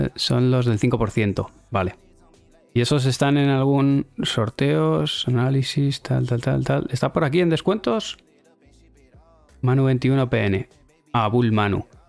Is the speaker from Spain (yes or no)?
yes; Spain; somos españoles